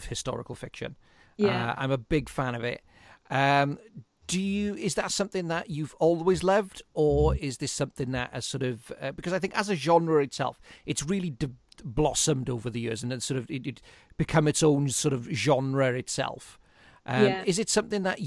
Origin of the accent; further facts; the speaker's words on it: Aberdeen, Scotland, United Kingdom; moved away; originally I'm from Aberdeen.